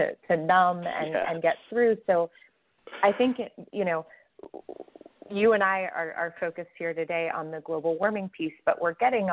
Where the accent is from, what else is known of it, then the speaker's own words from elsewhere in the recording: Atlanta, Georgia, United States; I'm from Atlanta